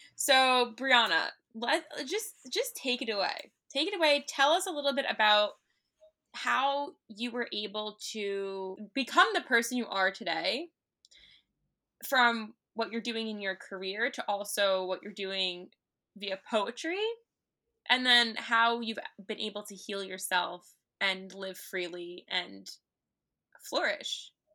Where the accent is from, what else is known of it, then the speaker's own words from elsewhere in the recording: New York City, New York, United States; also born or lived in Long Island; I grew up in N Y C, I grew up in Manhattan